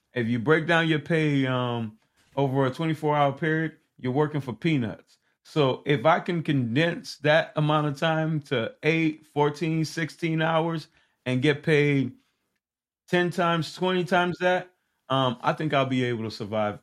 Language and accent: English; Haiti; moved away; also born or lived in Miami, Florida; I was born in in Haiti.